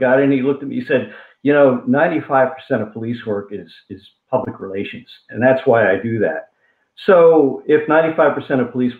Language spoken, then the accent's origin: English; Falls Township, Pennsylvania, United States; So I grew up in Falls Township.